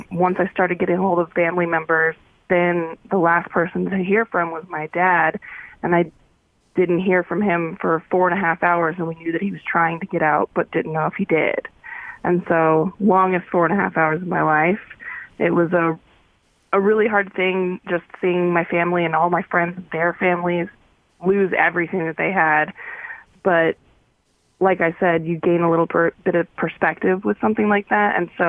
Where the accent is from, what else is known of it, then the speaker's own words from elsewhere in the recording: Paradise, California, United States; And when I say I'm from Paradise, there's always kind of like this really bummer look on their face